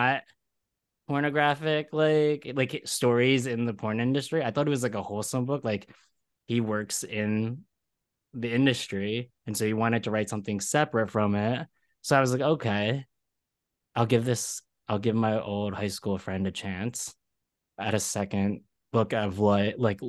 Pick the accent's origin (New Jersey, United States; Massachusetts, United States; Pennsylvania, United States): Pennsylvania, United States; Philadelphia; now in New York, United States; I'm from Philadelphia